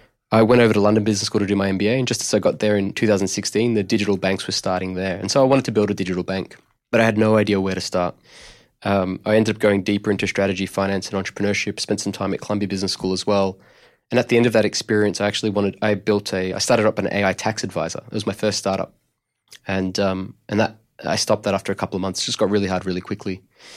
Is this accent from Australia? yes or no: yes; Melbourne, Victoria, Australia; But I'm actually originally from Melbourne. And right. I grew up in an Italian migrant family.